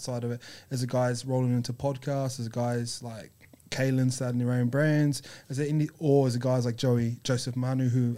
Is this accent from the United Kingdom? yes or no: no; New Zealand; moved away as an adult; now in Australia; I grew up in New Zealand, so rugby's huge